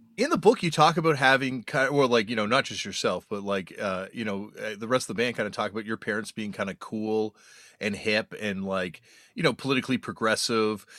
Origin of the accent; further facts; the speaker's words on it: Toronto, Ontario, Canada; I'm growing up in Toronto